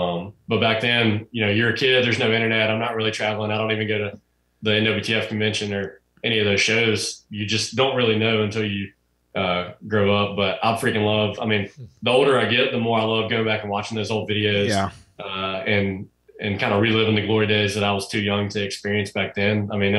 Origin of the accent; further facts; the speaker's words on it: West Point, Mississippi, United States; I was just a kid growing up in West Point.